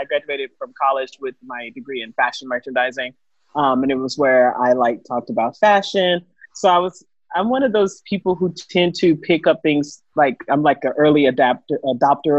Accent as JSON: {"language": "English", "town": "Houston", "region": "Texas", "country": "United States", "moved": "as an adult", "lives_now": "Koh Phangan, Thailand", "said": "I'm from Houston, Texas, you know, very popular city right now. And I'm currently in Koh Phangan, Thailand."}